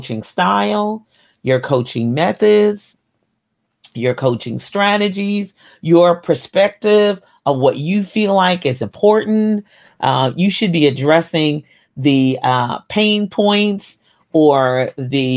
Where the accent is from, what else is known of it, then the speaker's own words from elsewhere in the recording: Kentucky, United States; I was born in Kentucky